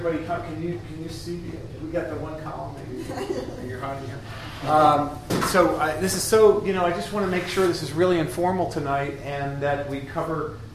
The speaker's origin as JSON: {"language": "English", "region": "Connecticut", "country": "United States", "also_born_or_lived": "Europe", "said": "I'm from Connecticut, and I belong to IAC, the Inventors Association of Connecticut"}